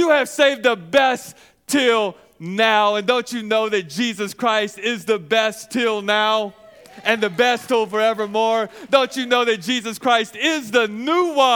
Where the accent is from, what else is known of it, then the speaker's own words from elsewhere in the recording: Arkansas, United States; I'm from Arkansas. I might put an R in there and say washing